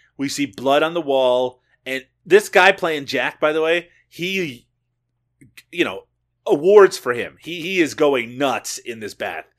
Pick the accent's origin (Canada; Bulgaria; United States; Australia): Canada; I'm Canadian